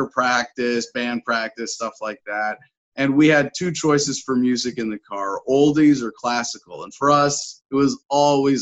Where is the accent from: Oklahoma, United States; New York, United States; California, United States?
California, United States; San Francisco; I was born in San Francisco, grew up around the Bay Area